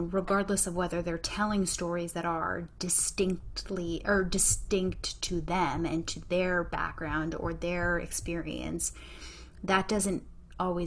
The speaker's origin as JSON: {"language": "English", "country": "Canada", "said": "as a Canadian"}